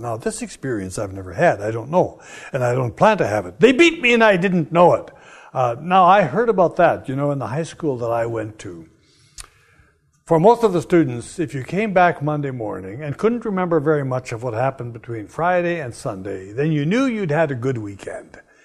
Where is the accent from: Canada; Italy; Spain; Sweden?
Canada; I'm Canadian